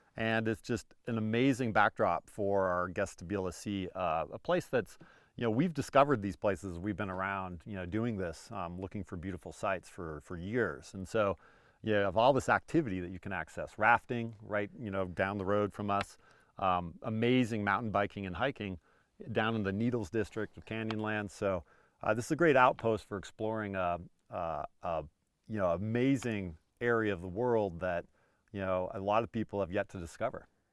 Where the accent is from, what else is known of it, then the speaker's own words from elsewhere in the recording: Montana, United States; moved away; I grew up in Montana